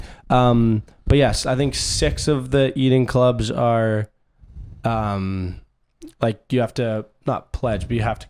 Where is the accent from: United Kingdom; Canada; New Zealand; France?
Canada; accent: Canadian; moved away as an adult; also born or lived in Princeton, United States; growing up in Canada